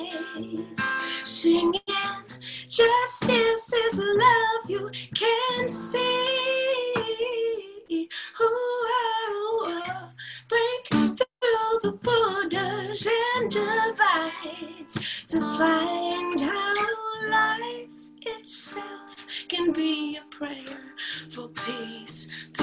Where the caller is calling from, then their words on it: Los Angeles, California, United States; I'm tuning in from Los Angeles.